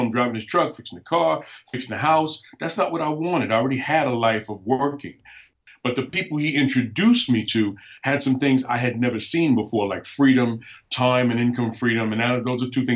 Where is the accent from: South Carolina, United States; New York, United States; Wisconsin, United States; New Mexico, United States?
New York, United States; New York City; moved away as an adult; also born or lived in Alaska; I was born and raised in New York City, so I'm not an Alaskan